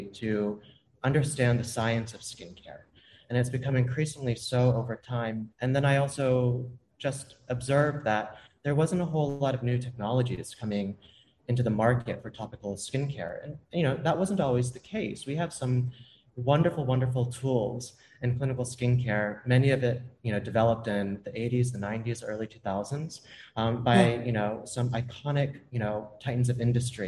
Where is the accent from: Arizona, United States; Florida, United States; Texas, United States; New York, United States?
Florida, United States; Tallahassee; I grew up in Tallahassee, Florida